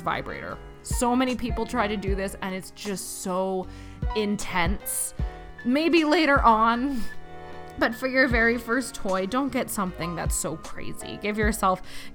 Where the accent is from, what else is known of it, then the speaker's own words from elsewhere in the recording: Canada; I'm from Canada